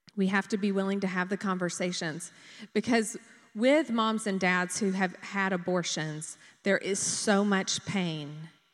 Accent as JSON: {"language": "English", "town": "Dublin", "region": "Georgia", "country": "United States", "tie": "born or raised there", "said": "I grew up in Dublin"}